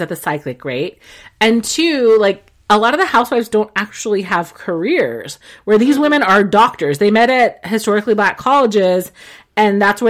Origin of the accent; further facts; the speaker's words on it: Texas, United States; now in New York, United States; I'm Mexican and I'm from Texas